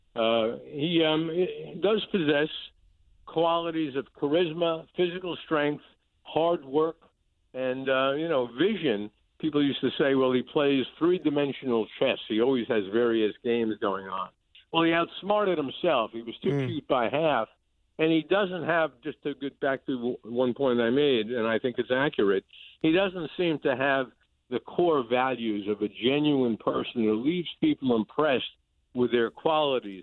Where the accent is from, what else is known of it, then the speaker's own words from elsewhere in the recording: New York City, New York, United States; moved away as an adult; also born or lived in Albany, New York; now in Florida, United States; I grew up in the Bronx